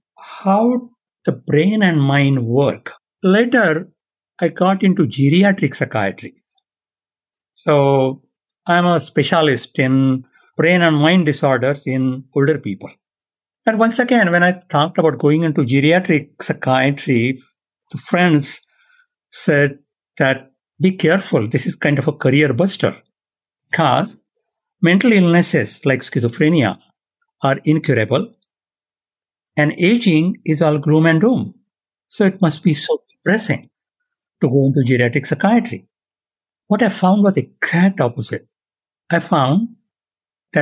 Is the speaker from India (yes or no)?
yes; India; now in San Diego, United States; I was born and raised in India